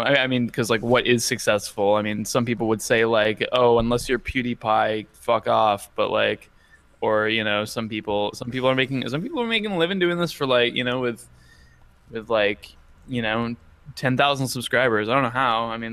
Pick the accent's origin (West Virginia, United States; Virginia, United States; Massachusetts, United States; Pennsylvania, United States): Massachusetts, United States; Western; now in San Diego, United States; Now I live in San Diego, but yes, I was originally from Western Massachusetts